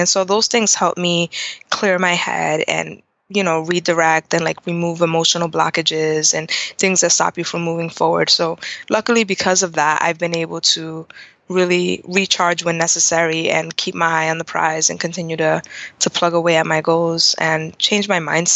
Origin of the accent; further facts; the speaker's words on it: Providence, Rhode Island, United States; I'm born and raised in Providence.